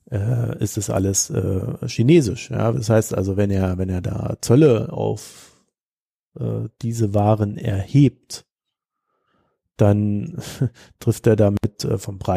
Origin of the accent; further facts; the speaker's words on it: Germany; Wir werden am meisten leiden. Wir sind Deutsche.